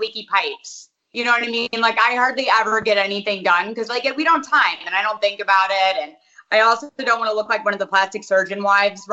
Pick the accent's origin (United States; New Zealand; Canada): United States; Hartford, Connecticut; also born or lived in South Windsor, Connecticut; now in Dallas, United States; Yes, I was born in Hartford.